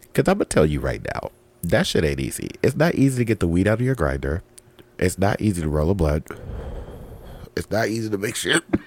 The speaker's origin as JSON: {"language": "English", "region": "West Coast", "country": "United States", "said": "I'm from the West Coast"}